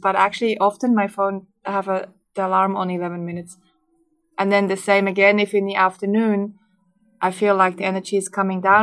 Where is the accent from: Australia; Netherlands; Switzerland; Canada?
Switzerland; moved away; I grew up in Switzerland